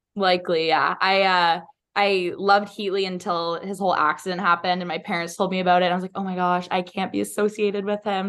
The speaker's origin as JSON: {"language": "English", "town": "Ottawa", "region": "Ontario", "country": "Canada", "tie": "born or raised there", "moved": "as an adult", "lives_now": "Arizona, United States", "said": "growing up in Ottawa was really awesome. It's massive city, but I grew up in a suburb called Kanata"}